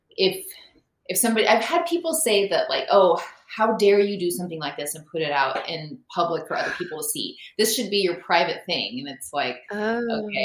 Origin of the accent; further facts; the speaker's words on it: Reno, Nevada, United States; moved away; also born or lived in Seattle; I'm originally from Reno